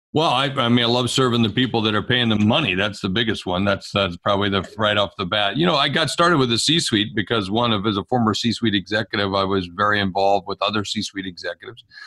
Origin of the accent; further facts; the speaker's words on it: South Dakota, United States; I'm from South Dakota, and for a long time I've operated inside the borders of South Dakota